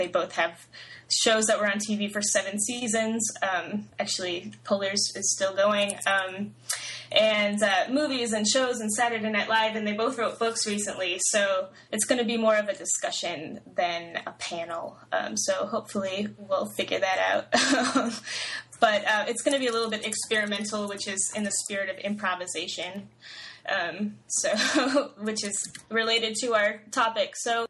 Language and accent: English; Detroit, Michigan, United States; now in Tallahassee, United States; I'm originally from Detroit